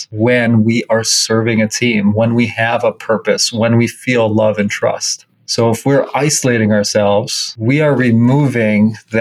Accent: Minnesota, United States; I grew up in Minnesota

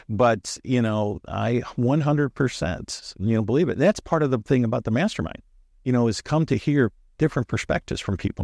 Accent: St. Louis, Missouri, United States; we're from Saint Louis

